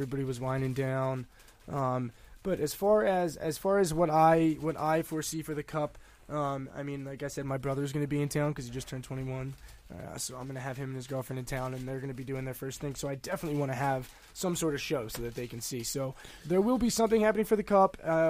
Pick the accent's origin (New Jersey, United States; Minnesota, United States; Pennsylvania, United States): Pennsylvania, United States; Media; now in Colorado, United States; I'm from, like, Delaware County. Media.